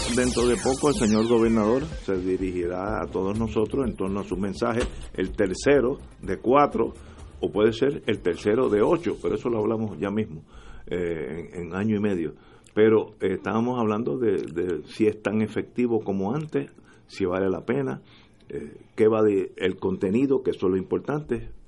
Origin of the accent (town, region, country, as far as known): Puerto Rico